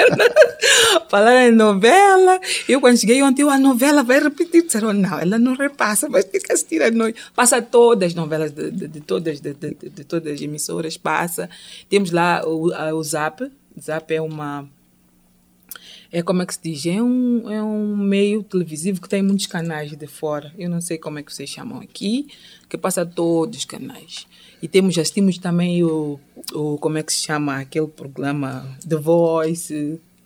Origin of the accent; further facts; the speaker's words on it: southern Mozambique, Mozambique; first language Changana; Portuguese is a second language; Xangana é minha língua materna é do sul de Moçambique, Maputo e Gaza